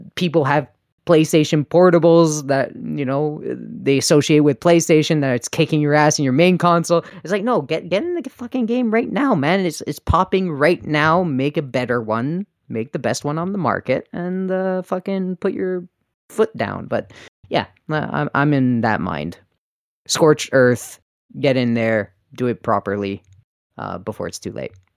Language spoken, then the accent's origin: English; Canada; I'm Canadian